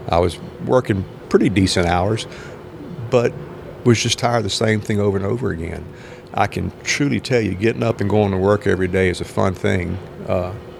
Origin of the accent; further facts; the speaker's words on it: Southern United States, United States; I'm a Southern boy born in the United States. I mean, I'm an American through and through